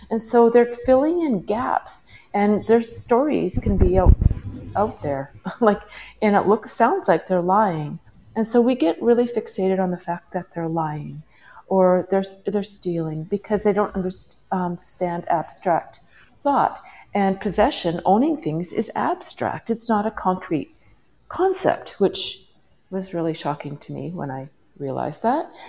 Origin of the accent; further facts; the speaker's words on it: British Columbia, Canada; now in Mexico; I'm in Mexico right now, but I, am uh, from British Columbia